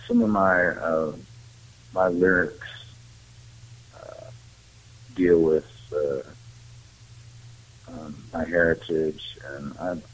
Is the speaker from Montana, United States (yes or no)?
yes; Great Falls, Montana, United States; also born or lived in Billings, Montana; now in Fort Collins, United States; I grew up more in Great Falls, Montana, which is more central Montana out on the plains